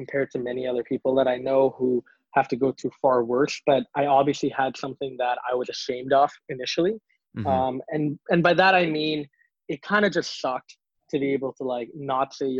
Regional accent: Singapore; born or raised there; now in Canada

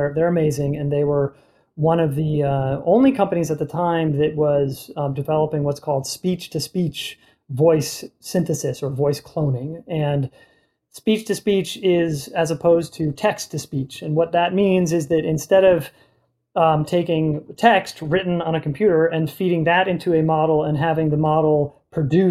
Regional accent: Boston, Massachusetts, United States; I'm from Boston

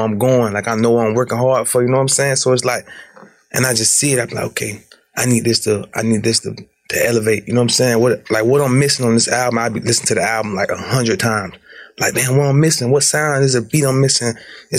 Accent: Jacksonville, Florida, United States; also born or lived in East Chicago, Indiana; I had moved to Florida, Jacksonville, like 2 years old

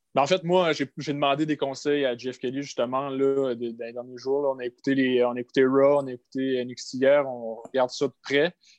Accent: Gaspésie, Quebec, Canada; je viens de la Gaspésie, fait que la caissière à l'épicerie, elle me reconnaît

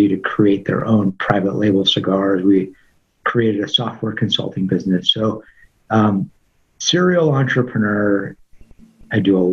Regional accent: Los Angeles, California, United States; being born and raised in Tarzana, California

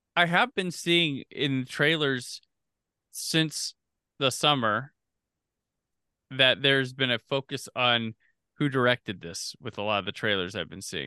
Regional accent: Midwest, United States; I grew up in the Midwest, probably different from California

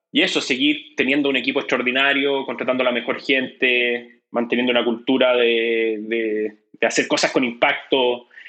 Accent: Chile; como chileno

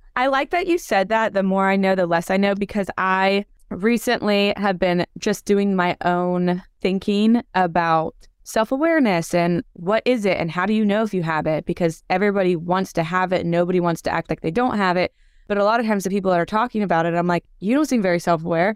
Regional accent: Franklin, Tennessee, United States; I grew up in Franklin

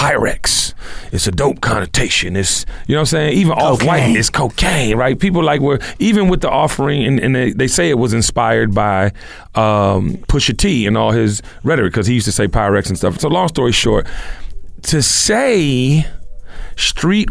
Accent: Washington, District of Columbia, United States; when I grew up in Washington, D.C., there was a store called Madness.

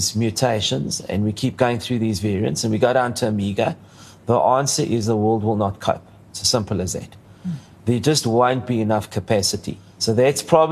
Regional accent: South Africa; I'm very South African, but I have Greek origins

